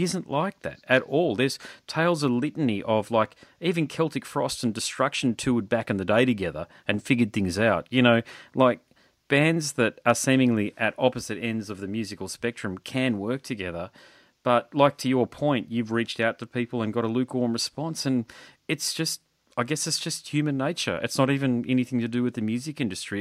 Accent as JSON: {"language": "English", "region": "Queensland", "country": "Australia", "said": "I'm not from Sydney or Melbourne. I'm from Queensland"}